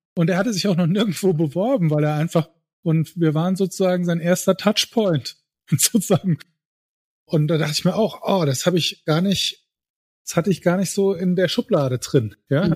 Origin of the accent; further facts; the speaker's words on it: Saarbrücken, Saarland, Germany; Saarländer, Saarbrücker, 280.000